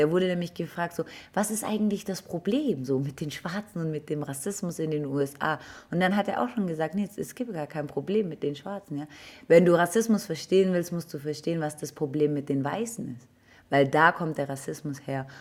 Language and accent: German; Germany; bin ich ja in Deutschland aufgewachsen